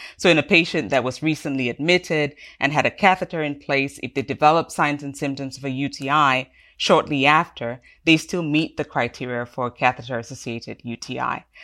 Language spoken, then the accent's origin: English; Cameroon; also born or lived in United Kingdom; now in United States; I'm originally from Cameroon